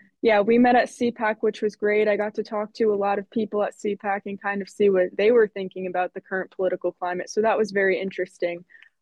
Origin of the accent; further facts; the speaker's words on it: Eastern Connecticut, United States; So I grew up in Connecticut